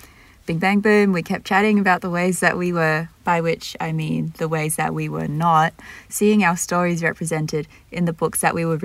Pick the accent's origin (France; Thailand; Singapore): Singapore; Both grew up in Singapore, with my family being expats slash immigrants and Chuen's being Singaporean.